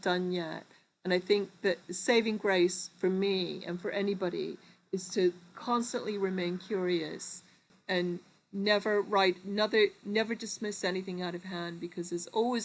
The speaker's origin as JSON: {"language": "English", "region": "New York", "country": "United States", "tie": "born or raised there", "also_born_or_lived": "Liverpool", "moved": "yes", "said": "I grew up in New York, between New York and Liverpool"}